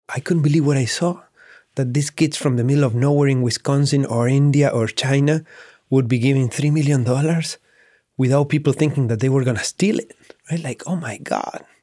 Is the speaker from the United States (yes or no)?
no; Patagonia, Argentina; growing up in Patagonia, where my parents were and still are to this day sheep ranchers